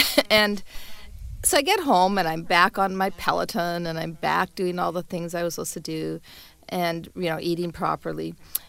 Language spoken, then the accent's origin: English; Calgary, Alberta, Canada; every time I speak to somebody in Toronto, and I say I'm from Calgary, the first thing they say is, oh, it is so cold there.